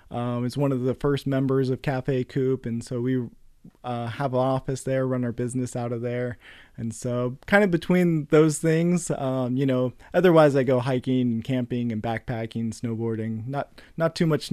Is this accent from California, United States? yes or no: yes; Concord, California, United States; now in Stockton, United States; So I grew up in the East Bay and Concord and all over.